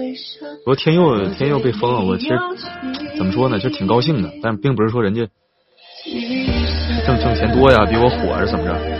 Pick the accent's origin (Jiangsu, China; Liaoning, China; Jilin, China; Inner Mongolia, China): Inner Mongolia, China; moved away; 总能想起来老家来。这首歌想起我的家乡内蒙古。